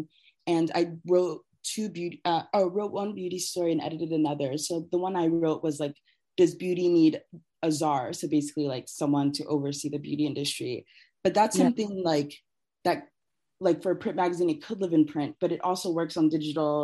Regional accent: Columbus, Ohio, United States; I grew up outside of Columbus

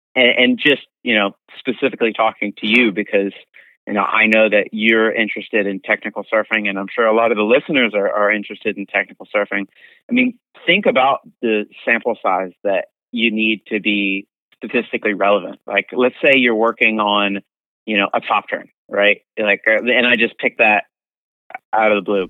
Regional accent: East Coast, United States; moved away; I'm from the East Coast and it gets really, really cold

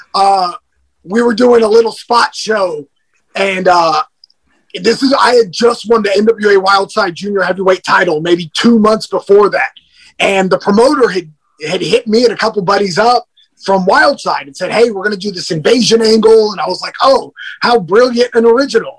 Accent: California, United States; now in Georgia, United States; I was born and raised in California. So when I moved to Georgia

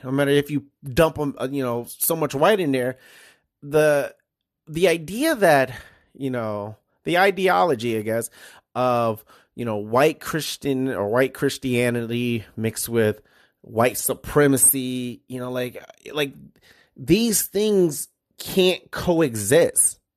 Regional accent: Detroit, Michigan, United States; now in Iowa, United States; growing up in Detroit, we have something called Devil's Night

